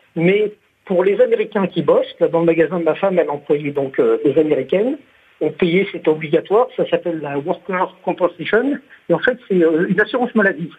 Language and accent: French; France; moved away as an adult; also born or lived in Naples, Florida, United States; lorsqu'on est français